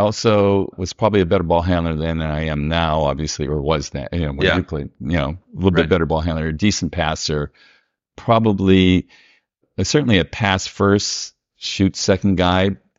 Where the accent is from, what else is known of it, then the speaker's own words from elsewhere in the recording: New Kensington, Pennsylvania, United States; He said, where are you from? I said, New Kensington, Pennsylvania. He goes, oh.